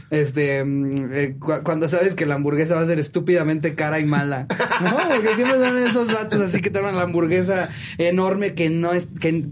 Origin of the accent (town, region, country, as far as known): Mexico